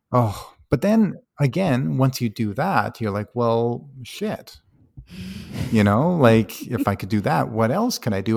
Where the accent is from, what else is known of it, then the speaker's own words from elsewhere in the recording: High River, Alberta, Canada; I grew up in High River, Alberta, a small